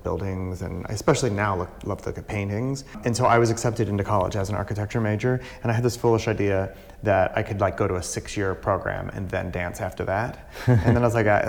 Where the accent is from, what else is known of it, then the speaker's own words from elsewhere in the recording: Cincinnati, Ohio, United States; I grew up in Cincinnati, and I was in a very artistic family